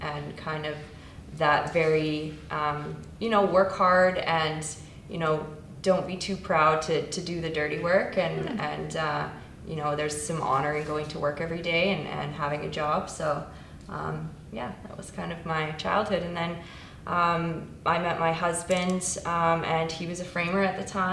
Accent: Kelowna, British Columbia, Canada; also born or lived in Lynden, Washington, United States; I am a rare breed. Not very many people can say they were born here.

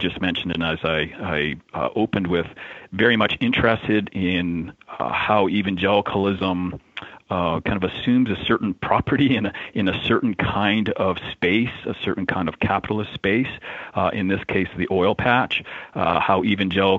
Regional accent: Alberta, Canada; I grew up in Alberta, an oil patch, the Texas of Canada

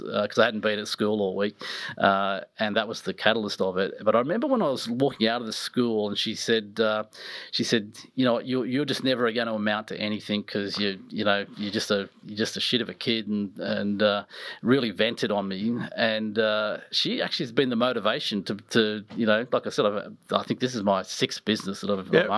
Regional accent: Nelson Bay, New South Wales, Australia; also born or lived in Newcastle; we ended up in an amazing place, which were actually where I grew up, was in Nelson Bay.

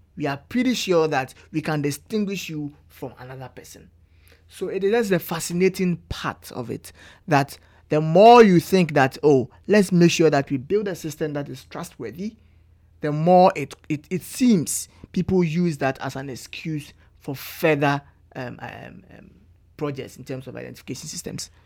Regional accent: Ghana; moved away as an adult; now in Canada; as a Ghanaian

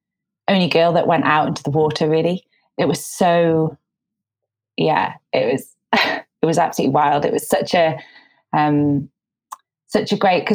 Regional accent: Tynemouth, North East England, United Kingdom; moved away as an adult; now in London, United Kingdom; So I grew up here in Tynemouth, and I'm actually just up here at the moment. I live down in London, but when there was sort of an ease in the restrictions around lockdown, I came back up 2 weeks ago.

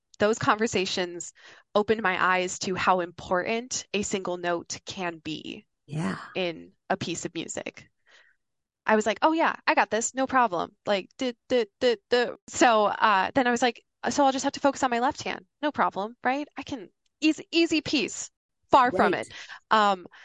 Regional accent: Yankton, South Dakota, United States; moved away; My hometown, Yankton, South Dakota

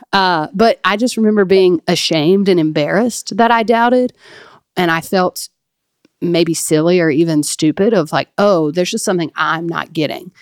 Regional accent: Flora, Mississippi, United States; that's where I really call my hometown. I think we've talked about it on here before, but um, the town of Flora, Mississippi

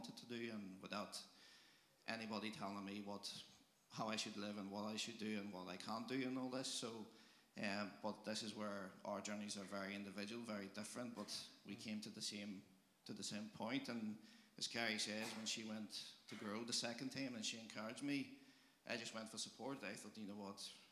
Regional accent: Poland; moved away as an adult; I'm from Poland

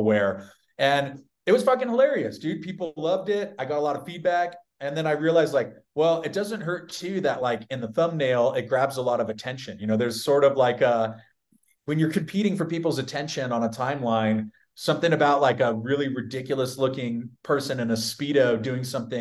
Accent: San Diego, California, United States; I'm from a very conservative city. I'm from San Diego.

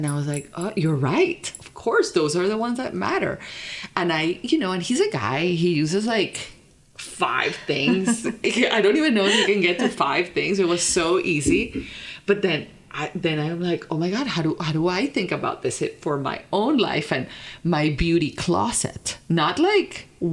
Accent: Colombia; moved away as an adult; also born or lived in Vermont; I grew up in Colombia, like born, raised. And then after high school is when I started like living abroad

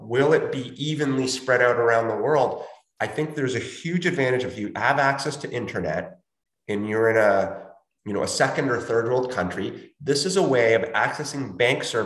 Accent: Chile; moved away; I'm from Chile and I will occasionally send money to my family there to help them out.

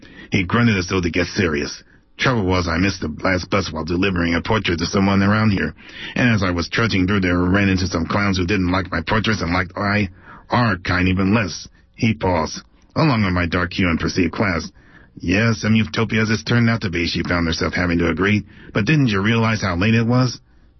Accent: Oakland, California, United States; also born or lived in Alameda; Well, yes, although I never actually lived in Alameda. I was raised in Oakland.

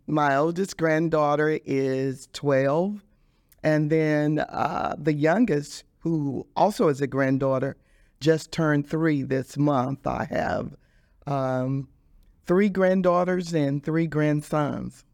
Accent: Dallas, Texas, United States; I grew up in Dallas, Texas

